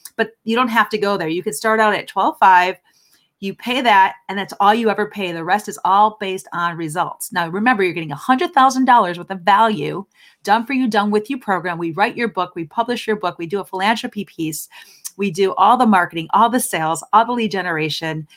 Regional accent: Chicago, Illinois, United States; moved away; I'm from Chicago originally

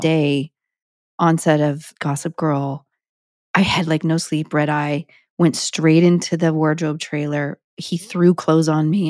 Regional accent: Sparks, Nevada, United States; moved away; also born or lived in Reno, Nevada; I was born in a Reno hospital, but I'm technically from Sparks, Nevada

